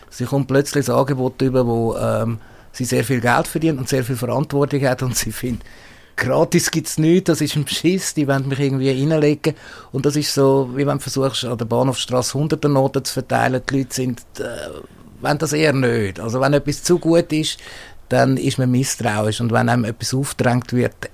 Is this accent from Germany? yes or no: no; Switzerland; als Schweizer Autor musst du zuerst in der Schweiz publizieren, damit äh, im deutschsprachigen Raum überhaupt wirklich ernst genommen wirst.